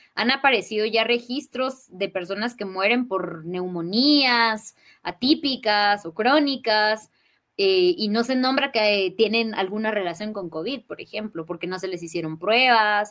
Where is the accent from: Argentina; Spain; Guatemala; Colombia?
Guatemala; Totonicapán; soy maya quiche, nací y vivo en Totonicapán, en Guatemala